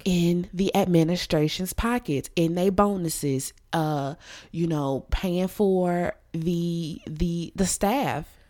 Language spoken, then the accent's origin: English; Louisiana, United States; moved away; my home state of Louisiana